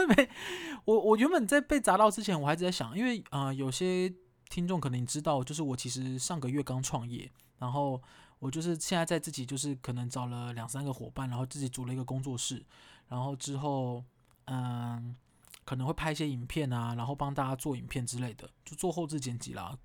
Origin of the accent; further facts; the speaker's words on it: Kaohsiung, Taiwan; moved away as an adult; now in Taipei, Taiwan; 我高雄人嘛，然后我在台北求职，啊，已经在台北住了五六年了